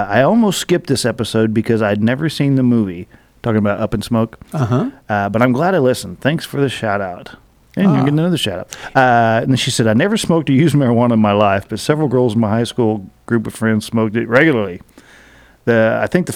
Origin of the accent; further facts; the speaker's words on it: Midwest, United States; we recount growing up in the Midwest and our unique experience